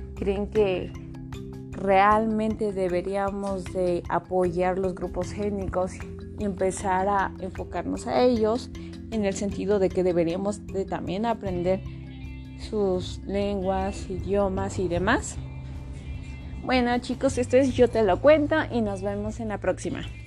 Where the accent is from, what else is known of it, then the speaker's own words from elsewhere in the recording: Mexico; somos mexicanos